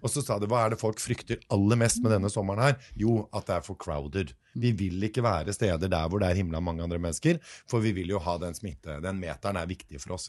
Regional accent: Norway; vi som nordmenn

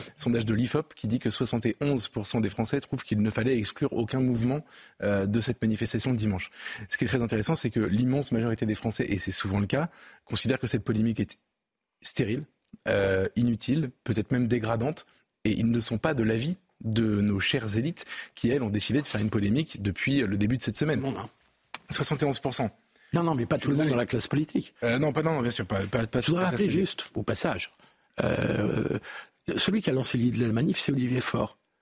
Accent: France

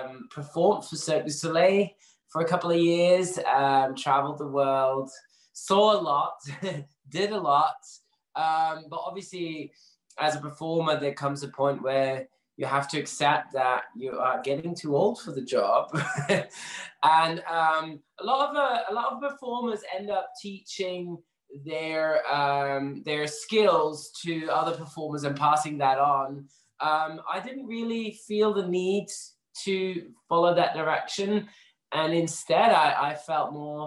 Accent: Belgium; moved away as an adult; also born or lived in London; now in Manchester, United Kingdom; I'm actually originally from Belgium, but moved here a couple of years ago

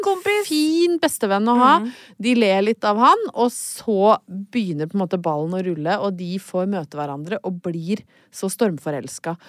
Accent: Brøttum, Innlandet, Norway; now in Oslo, Norway; jeg kommer jo fra Brøttum

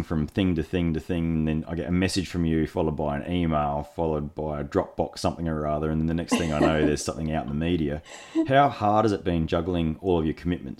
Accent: Australia; as an Australian

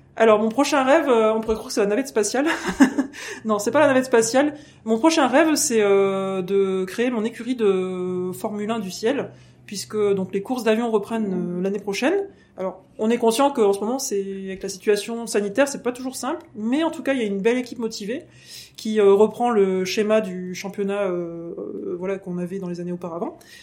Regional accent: France; je suis française et anglaise, hein, donc j'ai des origines anglaises aussi.

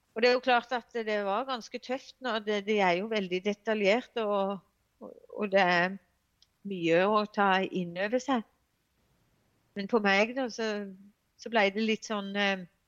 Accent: Evje og Hornnes, Agder, Norway; moved away as an adult; now in Grimstad, Norway; jeg er egentlig fra Evje og Hårnes eh, kommune

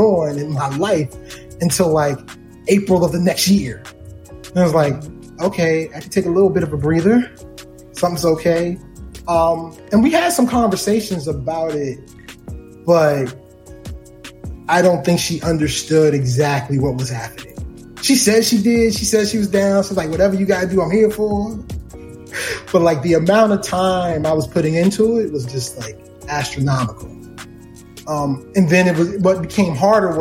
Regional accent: Baltimore, Maryland, United States; do it from Baltimore. It's my hometown.

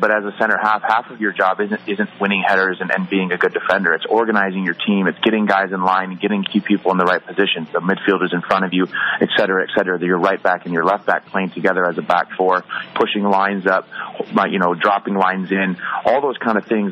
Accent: Green Bay, Wisconsin, United States; moved away as an adult; growing up in Wisconsin, midwestern town

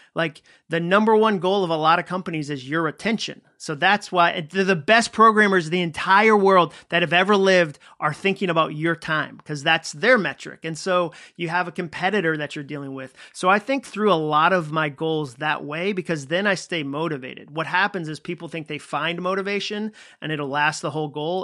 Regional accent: Massachusetts, United States; moved away as an adult; also born or lived in Birmingham, Alabama; I grew up in Massachusetts

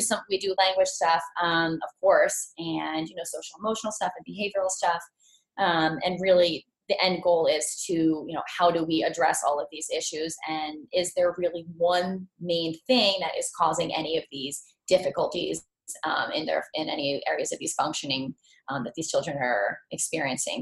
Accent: Montville, New Jersey, United States; I'm from Montville, New Jersey

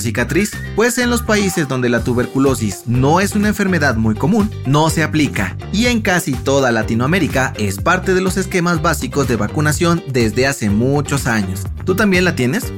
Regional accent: Mexico; Hay muchas cosas que nos identifican como mexicanos, pero una de las más peculiares es la cicatriz que tenemos

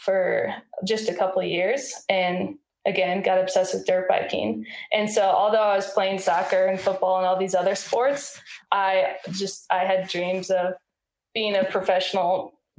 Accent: Iowa, United States; I grew up in Iowa, and that's in the middle of the United States

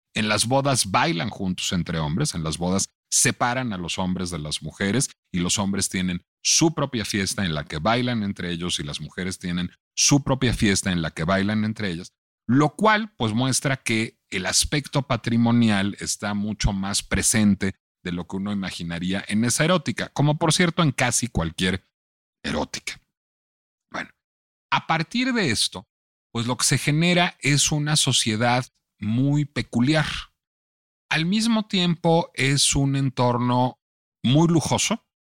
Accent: Mexico

